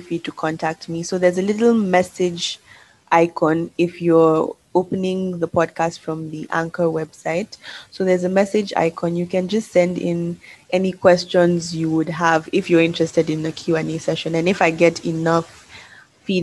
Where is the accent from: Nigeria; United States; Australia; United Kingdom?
Nigeria; moved away; I'm proudly Nigerian